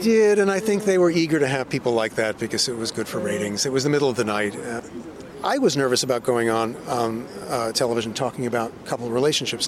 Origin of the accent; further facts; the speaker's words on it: 16 miles east of Manhattan, New York, United States; I grew up in the Iowa of New York, you know, 16 miles uh, east of Manhattan